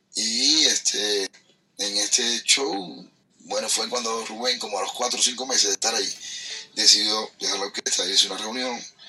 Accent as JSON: {"language": "Spanish", "region": "Havana", "country": "Cuba", "said": "Yo soy vecino de por ahí, yo soy de Centro Habana, soy de ese barrio más o menos"}